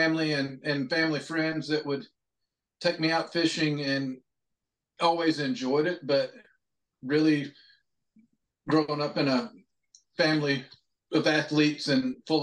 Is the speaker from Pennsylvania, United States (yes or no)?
no; North Alabama, United States; I was born up in North Alabama